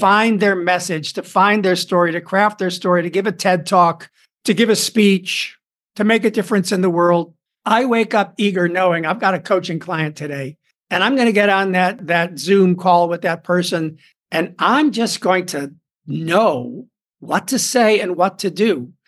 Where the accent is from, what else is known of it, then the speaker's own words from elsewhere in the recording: Chicago, Illinois, United States; moved away as an adult; also born or lived in Hollywood; started studying acting in Chicago, my hometown